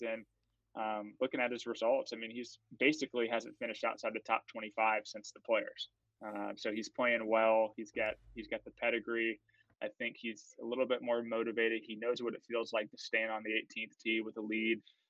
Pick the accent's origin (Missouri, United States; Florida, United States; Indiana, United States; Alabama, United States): Florida, United States; I'm from Florida